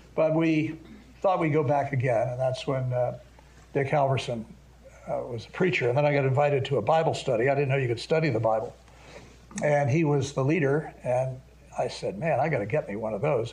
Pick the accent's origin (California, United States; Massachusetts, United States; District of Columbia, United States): District of Columbia, United States; Washington; also born or lived in Montgomery County, Maryland; I was born in Washington D.C. I couldn't help it. My mother was here at the time, and I grew up in the area. Went to public schools in Montgomery County, Maryland.